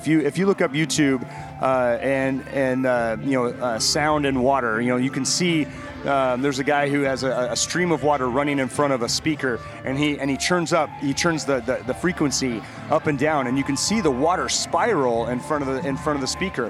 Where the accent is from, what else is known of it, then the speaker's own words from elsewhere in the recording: Denver, Colorado, United States; I'm from Denver, where I ran barrel houses out there for years, and it was, we were always combating that dry climate.